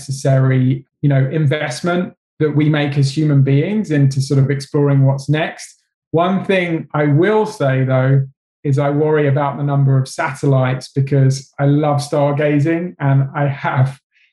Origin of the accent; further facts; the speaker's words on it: England, United Kingdom; I'm English